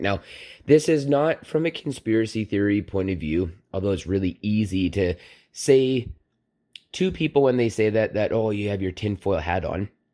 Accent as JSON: {"language": "English", "region": "Southern Alberta", "country": "Canada", "tie": "born or raised there", "said": "I ate at many Hutterick colonies growing up in Southern Alberta"}